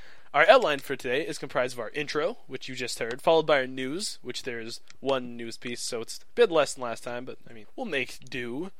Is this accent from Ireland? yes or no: no; Canada; I am Canadian.